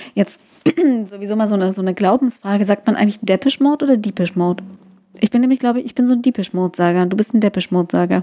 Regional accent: East Germany, Germany; Ich komm aus dem Osten

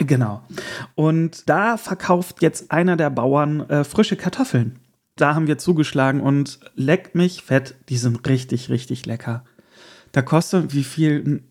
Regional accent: Erkelenz, North Rhine-Westphalia, Germany; moved away; In meiner Heimat war auch die Burgkirmes, das ist die äh, kleine, äh, es gibt ja immer zwei Kirmes äh, im Jahr in Erkelenz

